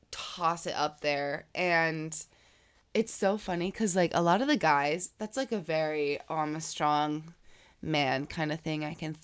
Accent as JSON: {"language": "English", "region": "Florida", "country": "United States", "said": "Because I'm from Florida, right?"}